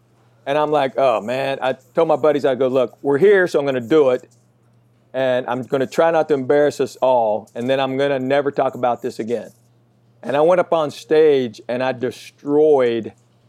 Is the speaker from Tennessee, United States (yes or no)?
yes; Knoxville, Tennessee, United States; I was born and raised in Knoxville. So that's where I went to school.